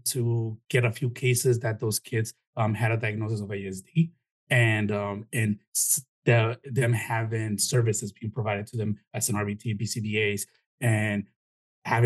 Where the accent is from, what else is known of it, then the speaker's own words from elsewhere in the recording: Chicago, Illinois, United States; also born or lived in Mexico; now in Florida, United States; my parents are Mexican. I was born in Chicago